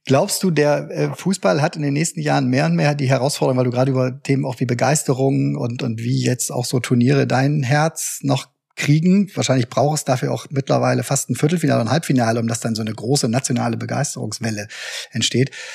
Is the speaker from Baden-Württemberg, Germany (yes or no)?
no; Bremen, Germany; ich als Bremer